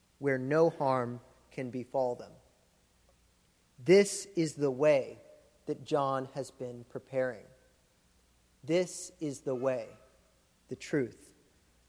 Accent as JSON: {"language": "English", "region": "Florida", "country": "United States", "tie": "born or raised there", "moved": "yes", "said": "I grew up in Florida, which is like the theme park"}